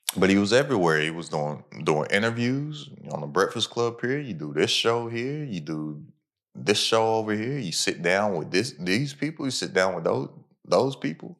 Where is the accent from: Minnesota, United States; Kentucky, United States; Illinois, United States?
Kentucky, United States; Lexington; where I'm from, I'm from Lexington, Kentucky